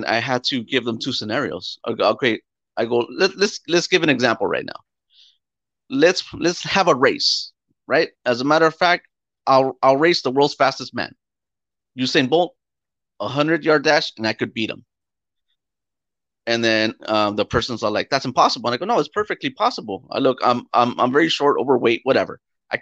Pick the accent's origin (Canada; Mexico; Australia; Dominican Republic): Mexico; we come from Mexico